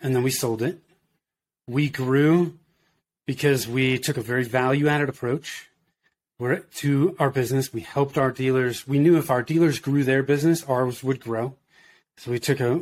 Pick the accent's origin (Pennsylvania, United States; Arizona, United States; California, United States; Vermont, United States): California, United States; Danville; moved away as an adult; also born or lived in Oakland, California / Denver, Colorado; I grew up in Northern California in the Bay Area, so in the East Bay, if you're familiar with that. I grew up in Danville